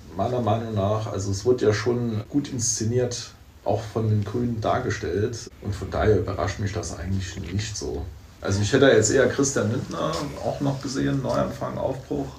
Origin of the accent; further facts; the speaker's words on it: St. Wendel district, Saarland, Germany; Also ich komme aus dem Landkreis St. Wendel.